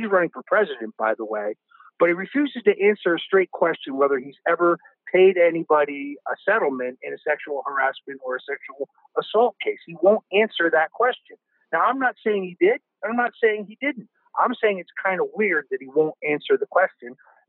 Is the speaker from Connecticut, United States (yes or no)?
yes; Norwalk, Connecticut, United States; I was born at the Norwalk Hospital. I grew up in the city of Norwalk.